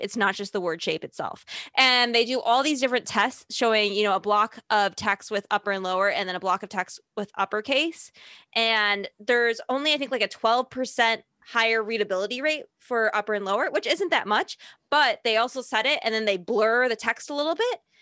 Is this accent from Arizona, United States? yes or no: no; Chicago, Illinois, United States; accent: Chicago; now in New York, United States; I still have my Chicago accent